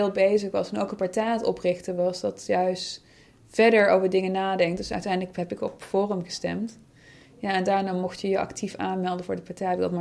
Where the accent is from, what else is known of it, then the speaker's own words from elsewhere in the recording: Netherlands; born there; ja, maar ik ben ook geboren in Nederland.